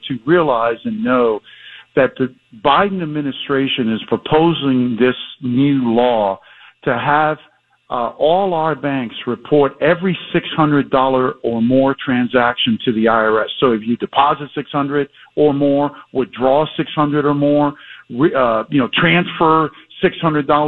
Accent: South Florida, United States; back in my hometown radio here

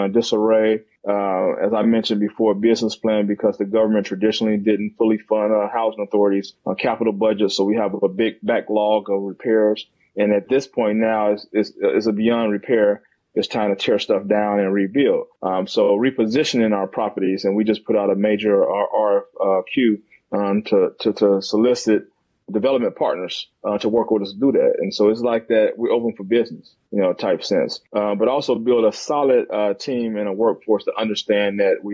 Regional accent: Gary, Indiana, United States; moved away as an adult; also born or lived in Philadelphia / Champaign, Illinois / East Chicago; now in Birmingham, United States; I grew up in Gary, Indiana.

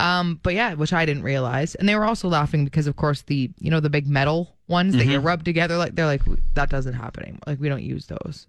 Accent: Toronto, Ontario, Canada; moved away as an adult; now in Canadian Prairies; growing up in Toronto

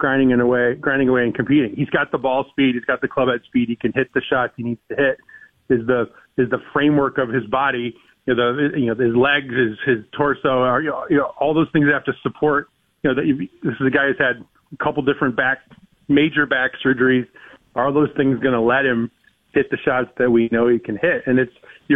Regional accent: Michigan, United States; now in Connecticut, United States; I grew up in Michigan, a Red Wing fan. Since I moved here to Connecticut

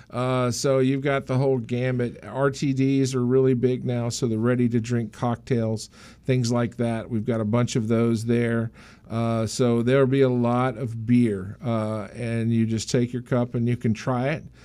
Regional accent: the South, United States; now in Maryland, United States; I grew up in the South, don't get me wrong, so I can talk like this

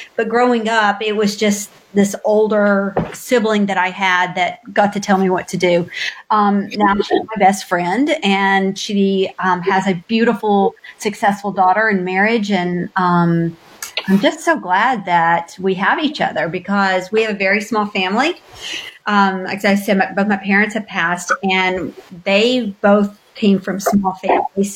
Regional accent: Knoxville, Tennessee, United States; moved away as an adult; now in Louisville, United States; I am originally from Knoxville, Tennessee, a little a little suburb of Knoxville called Powell. It was a wonderful place to grow up

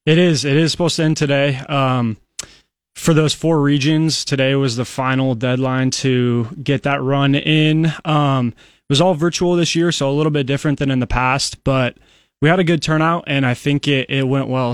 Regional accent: Council Bluffs, Iowa, United States; moved away as an adult; now in Lincoln, United States; I'm only from Council Bluffs, but it, it feels like a world away.

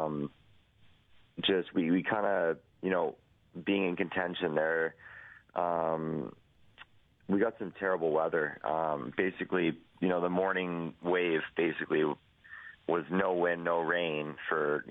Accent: Edmonton, Alberta, Canada; my hometown

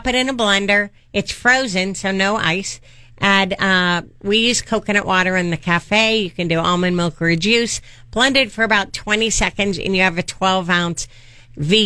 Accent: Bay Area, California, United States; moved away as an adult; also born or lived in Paso Robles, California; I'm originally from the Bay Area

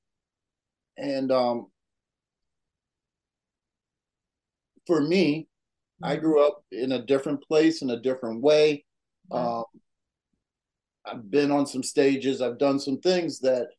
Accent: Chicago, Illinois, United States; also born or lived in small town, Illinois; now in Illinois, United States; I'm originally from Chicago, but now I'm in small town, Illinois, town of 20, 30,000 people, cornfields on every side

